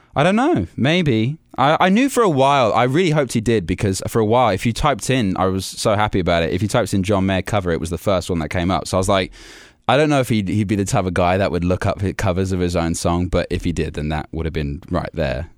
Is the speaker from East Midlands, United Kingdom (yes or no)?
no; Warwickshire, West Midlands, United Kingdom; also born or lived in London; I was born in London, but I've been raised in, uh, a place called Warwickshire, which is right in the middle of England